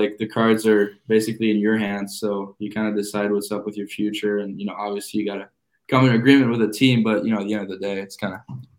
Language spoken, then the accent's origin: English; Montreal, Quebec, Canada; moved away; I grew up in Montreal